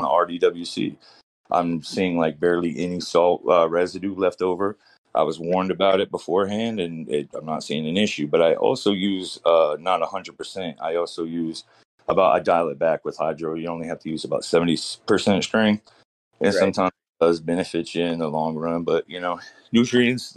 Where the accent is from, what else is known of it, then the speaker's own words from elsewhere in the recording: Florida, United States; also born or lived in California; now in Maine, United States; I'm from down south. I grew up in Florida.